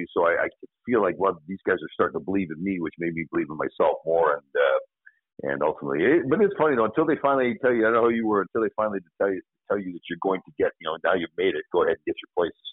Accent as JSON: {"language": "English", "country": "Canada", "tie": "born or raised there", "also_born_or_lived": "Northern Michigan", "moved": "as an adult", "said": "growing up in Canada, your dream all your life as a kid is playing in the National Hockey League"}